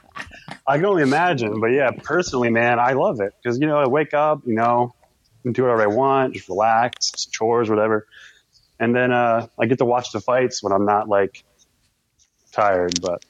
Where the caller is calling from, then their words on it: Middletown, Delaware, United States; I'm in Middletown, Delaware.